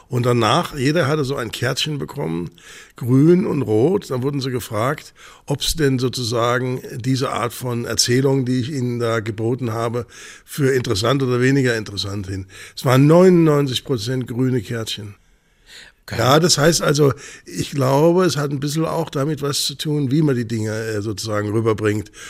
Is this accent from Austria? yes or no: no; Bad Homburg, Hesse, Germany; born there; Ja, haben da Sie, bin ich geboren.